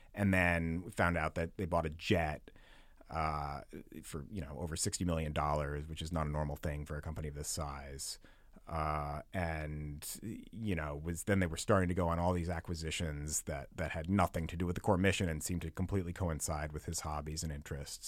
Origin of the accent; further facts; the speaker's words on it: Amherst, Massachusetts, United States; moved away as an adult; also born or lived in Minnesota / New York; now in San Francisco, United States; from Western Massachusetts, Amherst, Mass, and, uh, lived there, went to college in Minnesota, then moved to New York